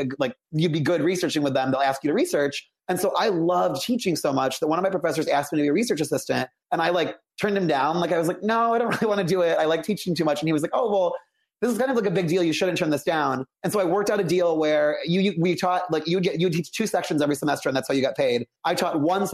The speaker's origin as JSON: {"language": "English", "town": "Aurora", "region": "Illinois", "country": "United States", "tie": "born or raised there", "said": "I grew up in the Chicago suburbs. I grew up in Aurora, which is, like, 45 minutes west of the city"}